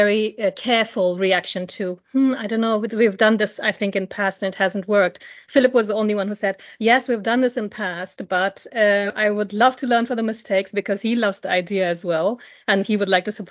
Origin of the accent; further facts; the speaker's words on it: India; moved away; I grew up in India, and poverty is something that I saw every day